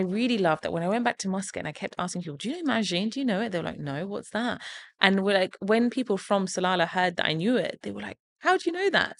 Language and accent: English; Portsmouth, South East England, United Kingdom; things I grew up eating in Portsmouth